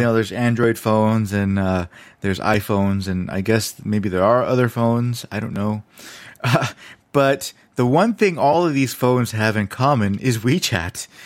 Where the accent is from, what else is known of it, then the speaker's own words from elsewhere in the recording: United States; moved away as an adult; now in China; I'm American